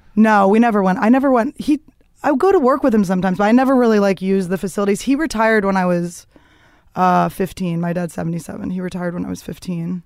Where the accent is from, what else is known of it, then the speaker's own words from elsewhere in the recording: Philadelphia, Pennsylvania, United States; moved away; also born or lived in Greenpoint, Brooklyn, New York; I grew up in the suburbs of Philadelphia